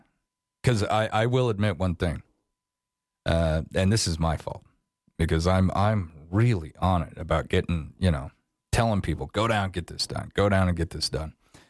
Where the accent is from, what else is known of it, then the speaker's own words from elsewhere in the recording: Wyoming, United States; also born or lived in Afton, Wyoming / Auburn, Wyoming; I grew up here in Wyoming.